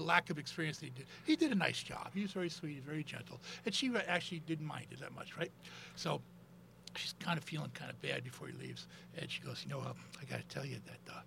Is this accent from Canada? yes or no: no; United States; I was from the States